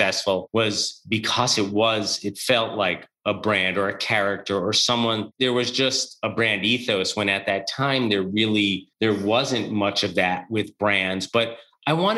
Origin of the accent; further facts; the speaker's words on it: Edgemont, New York, United States; I grew up in Edgemont.